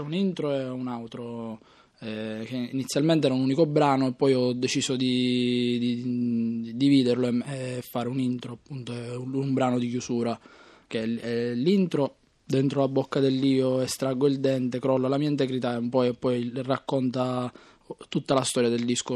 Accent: Southern Italy, Italy; da buon terrone

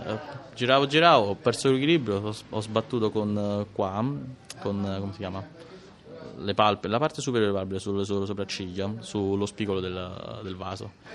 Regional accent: Rome, Lazio, Italy; sono nato a Ostia e sono cresciuto anche a Ostia

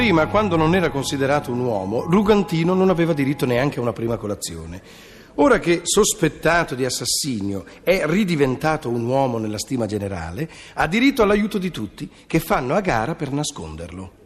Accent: Milan, Lombardy, Italy; sono di Milano

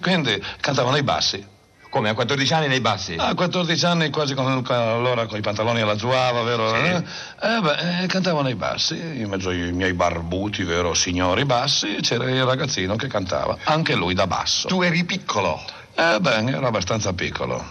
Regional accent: Piedmont, Italy; sono un piemontese

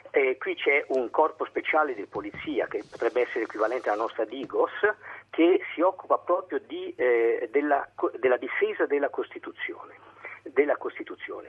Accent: Rome, Lazio, Italy; moved away as an adult; now in Germany; sono romano, ho fatto liceo a Roma, l'università a Roma, tutto quanto

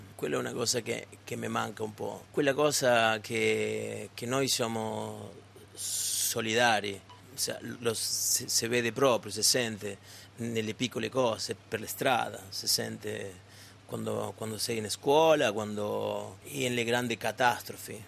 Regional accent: Argentina; Italian is a second language; now in Italy; io sono argentino 100%

